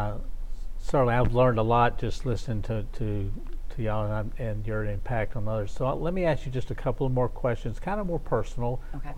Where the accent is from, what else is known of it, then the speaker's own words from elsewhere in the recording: Shreveport, Louisiana, United States; I'm from North Shreveport, originally from North Shreveport